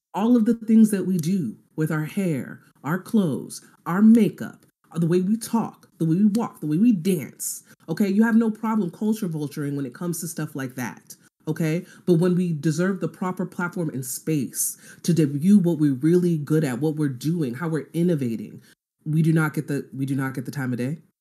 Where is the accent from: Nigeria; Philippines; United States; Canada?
Nigeria; I'm Nigerian